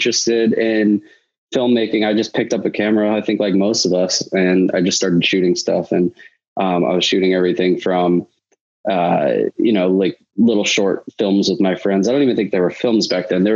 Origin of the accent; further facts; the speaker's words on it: Salem, New Hampshire, United States; moved away; also born or lived in Boston, Massachusetts; I grew up in New England, Salem, New Hampshire, to be exact